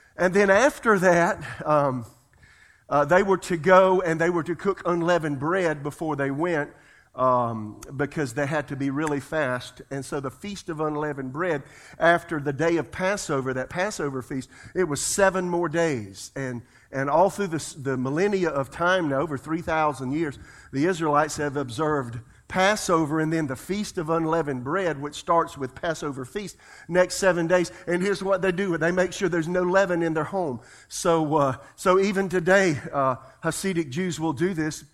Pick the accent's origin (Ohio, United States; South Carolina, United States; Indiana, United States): South Carolina, United States; I'm from South Carolina.